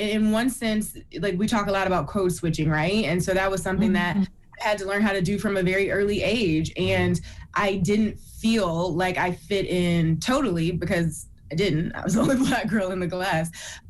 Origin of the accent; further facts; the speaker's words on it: Toledo, Ohio, United States; because I'm from Toledo, Ohio. So it was quite the journey to get to the coast.